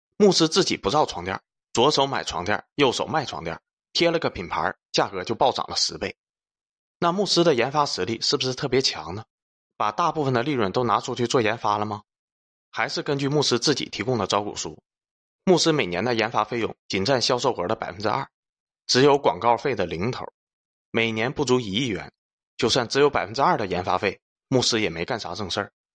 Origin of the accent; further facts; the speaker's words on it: China; 我们中国人